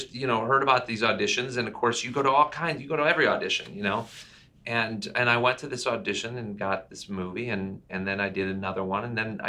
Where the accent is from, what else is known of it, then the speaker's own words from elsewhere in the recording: Meade, Kansas, United States; moved away as an adult; now in Southern California, United States; I'm from a little town outside of Dodge City, Kansas, and Meade.